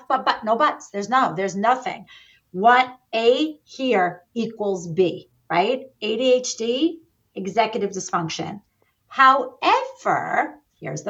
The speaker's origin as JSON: {"language": "English", "region": "New York", "country": "United States", "said": "I'm a New Yorker and we tend to talk fast"}